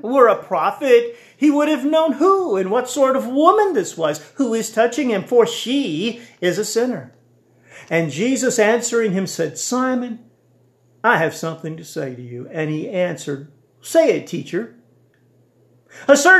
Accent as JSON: {"language": "English", "country": "United States", "said": "As an American and a Baptist Christian"}